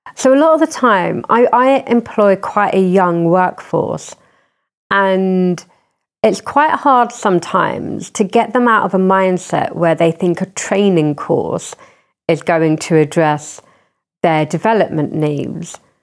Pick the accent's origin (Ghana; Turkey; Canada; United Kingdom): United Kingdom; Croydon, London; growing up in Croydon